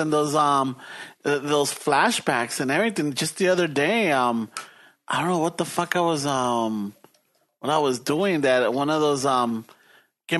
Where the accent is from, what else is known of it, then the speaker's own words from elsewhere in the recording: Los Angeles, California, United States; when we moved from Boyle Heights to South Central